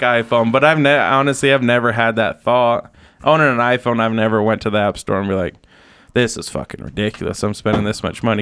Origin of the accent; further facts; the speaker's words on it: Utah, United States; growing up in Utah